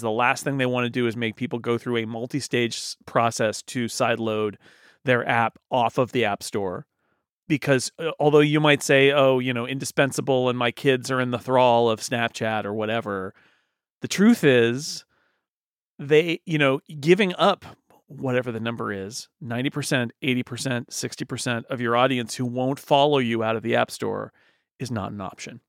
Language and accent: English; United States; I'm an American